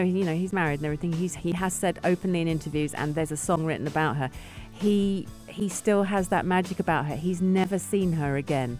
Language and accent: English; London, United Kingdom; I'm from London, England.